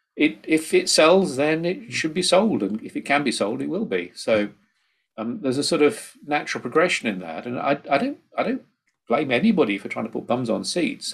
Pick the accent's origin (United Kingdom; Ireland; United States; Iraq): United Kingdom; Midlands; I come from the Midlands myself